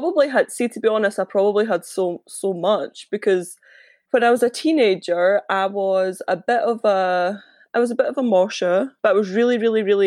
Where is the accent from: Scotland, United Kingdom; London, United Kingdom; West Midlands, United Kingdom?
Scotland, United Kingdom; Larbert; I'm from Larbert